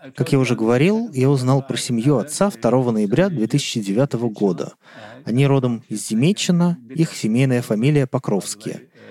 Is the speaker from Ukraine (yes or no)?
no; Northern Germany, Germany; Russian is a second language; Я родился в 1945 году в маленькой деревне, вырос на ферме